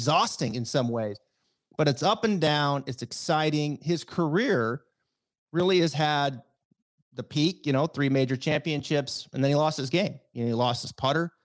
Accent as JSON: {"language": "English", "area": "the Northwest", "region": "Pacific Northwest", "country": "United States", "said": "I'm from the Northwest too"}